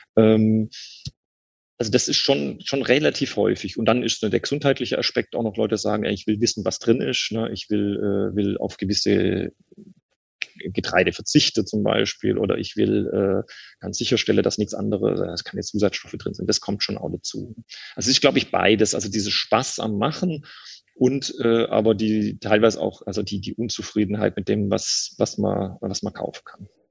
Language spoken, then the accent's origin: German; Swabia, Baden-Württemberg, Germany; accent: Swabian; now in Cologne, Germany; als Schwabe